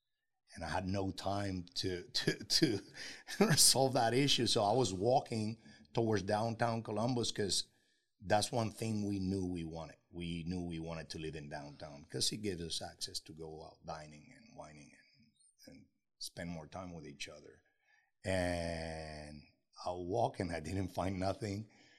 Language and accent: English; Puerto Rico; they don't even know that I'm half Dominican. We are from Puerto Rico, and we're really proud of it.